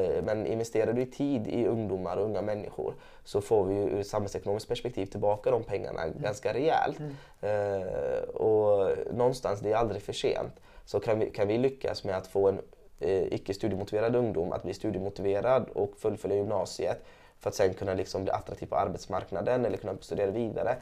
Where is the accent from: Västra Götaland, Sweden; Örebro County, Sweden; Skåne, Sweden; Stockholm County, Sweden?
Västra Götaland, Sweden; Gothenburg; jag är uppvuxen i Angered i Gårdsten